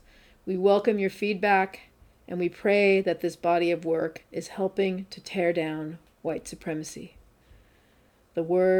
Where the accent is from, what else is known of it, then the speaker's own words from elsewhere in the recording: San Francisco Bay Area, California, United States; also born or lived in Oakland; I grew up in the San Francisco Bay Area and currently live in the city of Oakland, which exists on the unceded land of the Ohlone people.